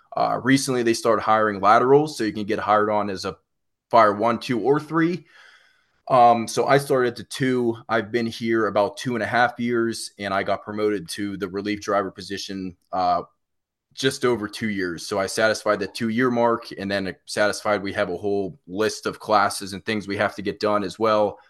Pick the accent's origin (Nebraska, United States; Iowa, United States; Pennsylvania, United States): Pennsylvania, United States; Pittsburgh; now in South Carolina, United States; I'm originally from Pittsburgh